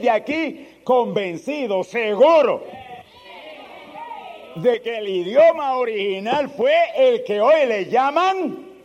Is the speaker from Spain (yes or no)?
yes; Spain; Yo soy español. Usted es español. Y no hemos nacido ni por allá, por Islas Canarias, ni ningún sitio de eso.